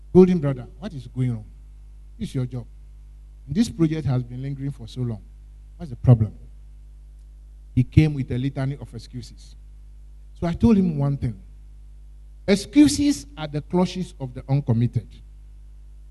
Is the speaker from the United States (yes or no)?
no; Ghana; I'm Ghanaian